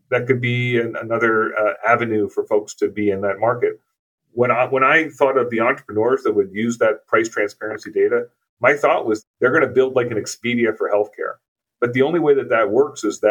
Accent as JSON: {"language": "English", "region": "East Coast of the U.S.", "country": "United States", "tie": "born or raised there", "moved": "yes", "lives_now": "Twin Cities, United States", "said": "where I grew up on the East Coast of the U.S."}